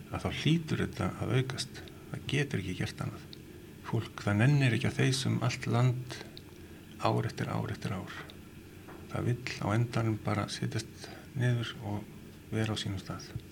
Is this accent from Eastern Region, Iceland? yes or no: no; Reykjavík, Capital Region, Iceland; Við erum alltaf úr Reykjavík